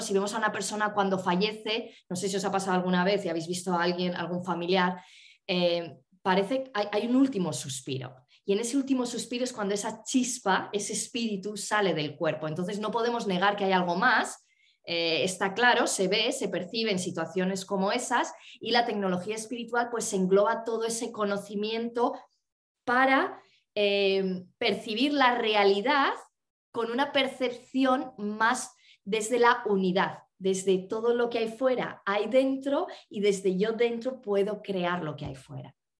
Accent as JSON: {"language": "Spanish", "region": "northern Spain", "country": "Spain", "moved": "yes", "said": "conectar con el norte de España, con mi tierra"}